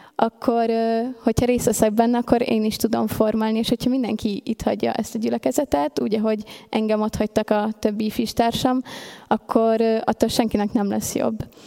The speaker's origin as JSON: {"language": "Hungarian", "country": "Hungary", "tie": "born or raised there", "said": "én mindig is ebbe a gyülekezetbe jártam, itt nőttem fel, ide jártam 12 évig a Refibe"}